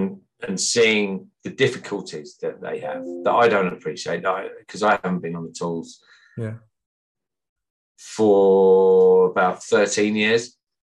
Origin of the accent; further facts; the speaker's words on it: Midlands, United Kingdom; the guys that I grew up with back in the Midlands in the 70s and 80s, there's still a group of us, about 15, 16 people.